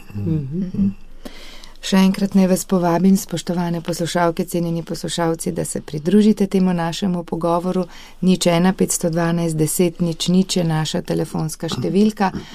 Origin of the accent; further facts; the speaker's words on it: Slovenia; Slovenci smo dosti krat znani po tem